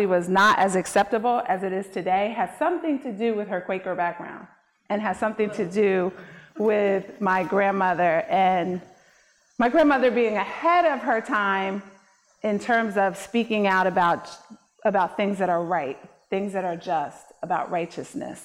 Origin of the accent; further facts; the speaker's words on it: Vineland, New Jersey, United States; I am a life resident of Cumberland County. I grew up in Vineland.